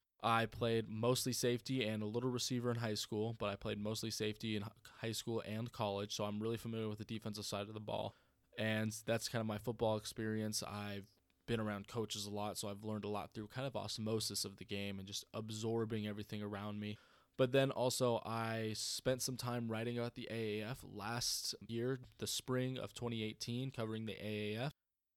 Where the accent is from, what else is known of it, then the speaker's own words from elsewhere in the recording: North Carolina, United States; I'm a military brat. I've moved around a lot my whole life. I'm from North Carolina.